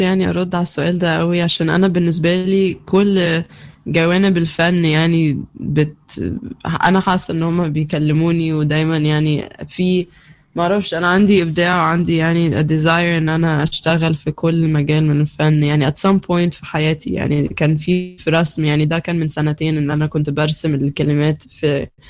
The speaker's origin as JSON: {"language": "Arabic", "country": "Egypt", "moved": "yes", "said": "أنا ممكن أمشي من مصر"}